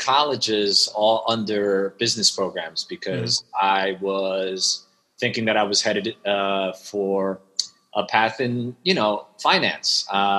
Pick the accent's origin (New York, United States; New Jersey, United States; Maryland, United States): New York, United States; English is a second language; also born or lived in Shanghai, China; I actually spent my first 8 years in Shanghai. Okay. And moved to Queens when I was just a few days shy of eight, and had to learn English. And then it's been growing up in New York since then.